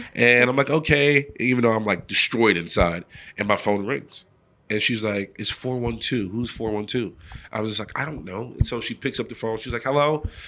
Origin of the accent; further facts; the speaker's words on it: New York City, New York, United States; moved away as an adult; I'm from the Bronx, New York, so I'm a city kid